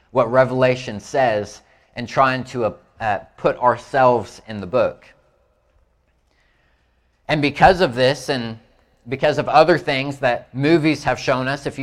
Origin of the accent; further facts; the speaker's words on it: Indiana, United States; Like I, I'm from Indiana, so I had to think about it some.